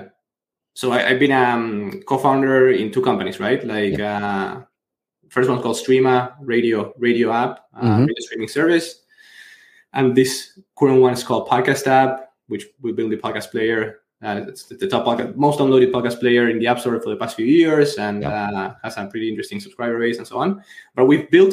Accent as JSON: {"language": "English", "country": "Argentina", "said": "I'm from Argentina, big into soccer"}